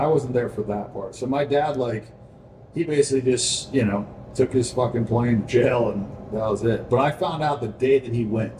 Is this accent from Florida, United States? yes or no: yes; Tampa, Florida, United States; born or raised there